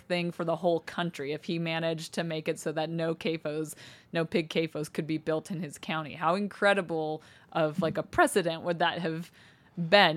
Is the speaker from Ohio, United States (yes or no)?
no; Cody, Wyoming, United States; moved away; also born or lived in Salt Lake City, Utah; people I went to school with, people my mom was friends with in Cody, Wyoming